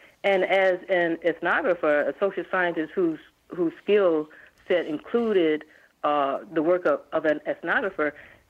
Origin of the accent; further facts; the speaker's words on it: Baton Rouge, Louisiana, United States; also born or lived in New Orleans; Oh, I'm from Louisiana. I'm not Cajun, but I'm born in New Orleans and reared in Baton Rouge.